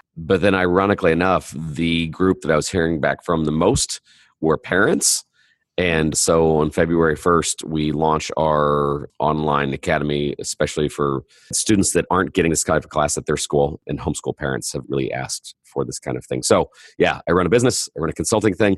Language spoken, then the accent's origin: English; Indiana, United States; I'm from Indiana